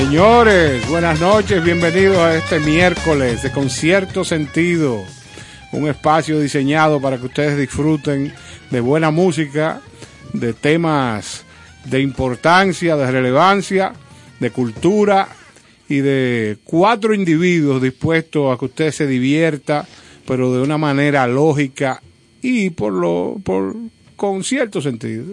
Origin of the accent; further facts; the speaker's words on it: Dominican Republic; Nosotros somos dominicanos